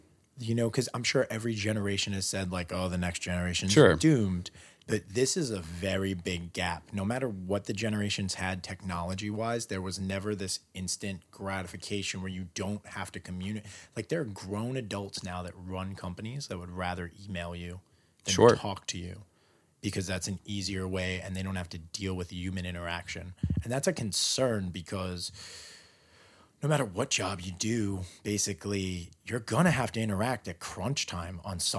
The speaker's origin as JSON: {"language": "English", "town": "New York City", "region": "New York", "country": "United States", "tie": "born or raised there", "said": "Born and raised in Queens."}